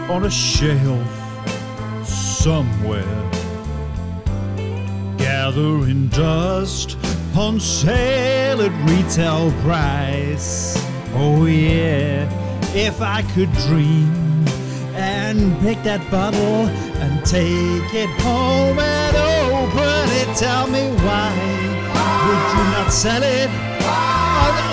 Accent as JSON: {"language": "English", "region": "Wales", "country": "United Kingdom", "said": "I'm Welsh, so naturally I was carved from coal and given the vocal prowess of a young …."}